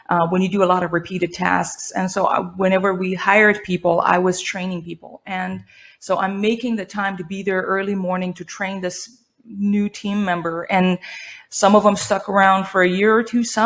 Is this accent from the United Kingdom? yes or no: no; Iran; also born or lived in Spain / New Mexico, United States; now in United States; I was born and raised in Iran